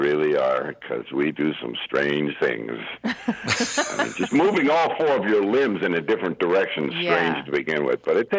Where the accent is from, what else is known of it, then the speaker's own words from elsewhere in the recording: Pennsylvania, United States; I grew up in the Poconos of Pennsylvania.